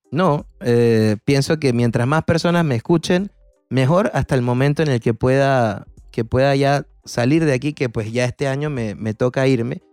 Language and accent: Spanish; Panama; soy un cantautor panameño